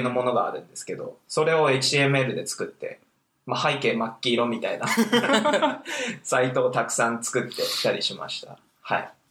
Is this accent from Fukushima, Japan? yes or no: yes; Fukushima, Japan; 僕福島出身なんですけども